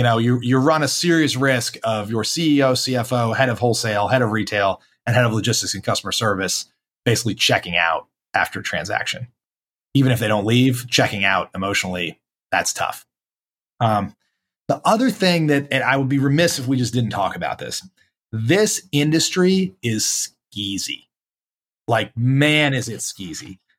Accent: Charlotte, North Carolina, United States; I'm white guy from Charlotte, North Carolina

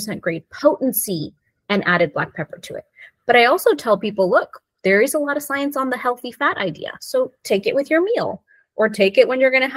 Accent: India; now in United States; we as Indians

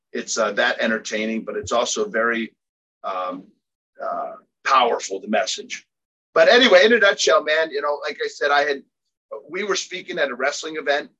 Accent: Philadelphia, Pennsylvania, United States; I was born and raised in Philadelphia

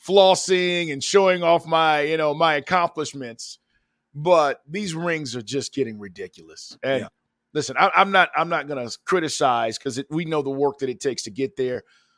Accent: Texas, United States; I'm originally from Texas.

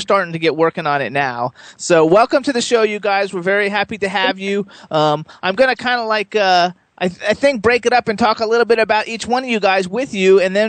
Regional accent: Florida, United States

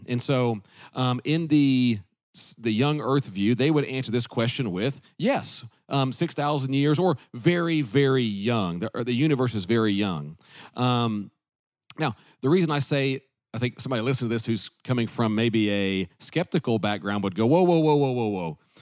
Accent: the South, United States; growing up in the South

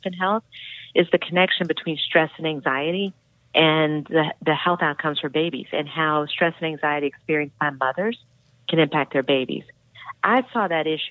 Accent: Atlanta, Georgia, United States; I grew up in Atlanta

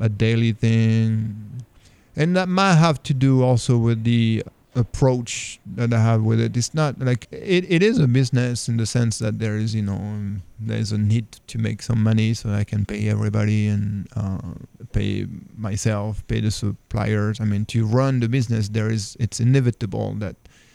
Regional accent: France; moved away as an adult; now in Raleigh, United States; even though I'm French, I'm also American. I became American last year

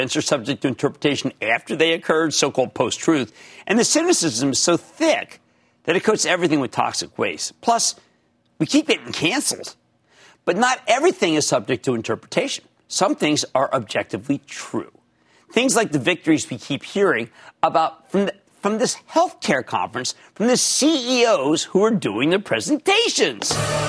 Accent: Philadelphia, Pennsylvania, United States; Yes, I know I'm from Philadelphia.

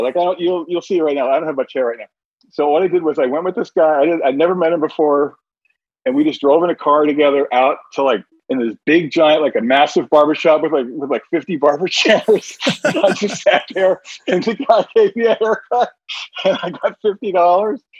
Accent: New Jersey, United States; my neighborhood growing up in New Jersey

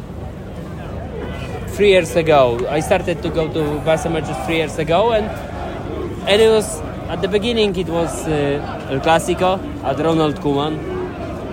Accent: Warsaw, Masovian Voivodeship, Poland; From Poland, from Warsaw. We live in Warsaw

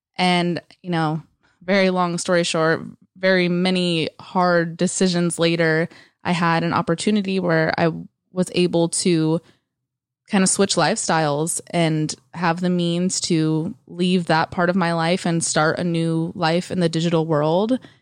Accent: East Bay area, California, United States; moved away as an adult; also born or lived in San Francisco; now in Los Angeles, United States; I was born and raised in the East Bay area, and I moved out of there when I was eighteen into actual San Francisco

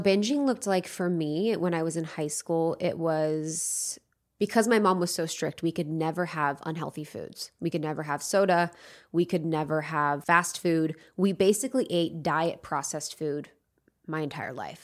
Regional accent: Ohio, United States; moved away as an adult; now in Los Angeles, United States; I grew up in the Midwest in Ohio, in a place where not many people did what they loved.

